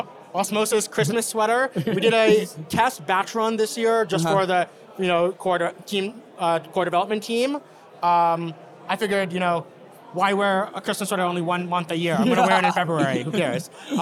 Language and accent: English; New Jersey, United States; I grew up in New Jersey. So I'm a New Jerseyan, but I'm also an American, right?